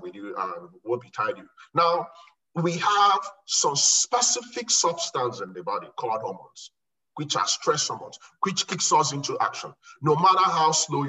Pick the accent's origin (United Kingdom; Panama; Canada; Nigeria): Nigeria; moved away as an adult; also born or lived in Okofia; now in United States; I saw hell as a kid growing up in Nigeria